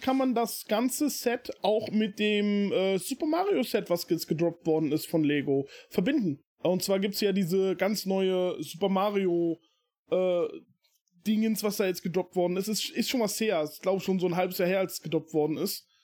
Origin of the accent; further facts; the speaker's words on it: Germany; hier bei uns in Deutschland